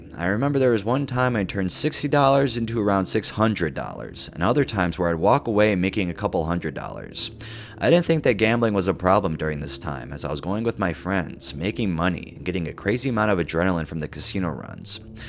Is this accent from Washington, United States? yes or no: yes; Kirkland, Washington, United States; far away from my hometown casino in Kirkland, Washington